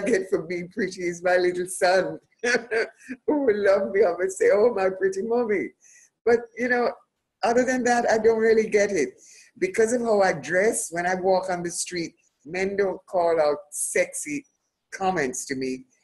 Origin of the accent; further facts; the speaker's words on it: Jamaica; also born or lived in United Kingdom; I love being Jamaican